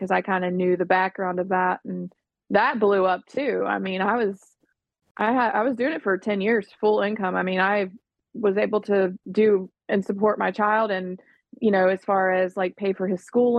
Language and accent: English; Florida, United States; now in Nashville, United States; I was born and raised in Florida